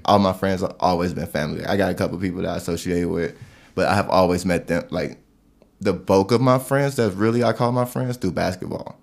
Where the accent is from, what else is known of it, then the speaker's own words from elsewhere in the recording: East Chicago, Indiana, United States; moved away as an adult; also born or lived in Gary, Indiana; now in Colorado, United States; I've spent my whole life pretty much in East Chicago, Gary, Indiana.